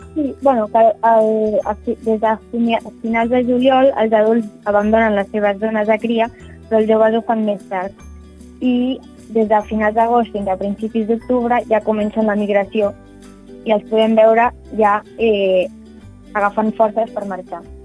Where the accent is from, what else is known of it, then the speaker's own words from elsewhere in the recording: Barcelona, Catalonia, Spain; now in L'Hospitalet de Llobregat, Spain; jo soc de Barcelona, bueno, visc a l'Hospitalet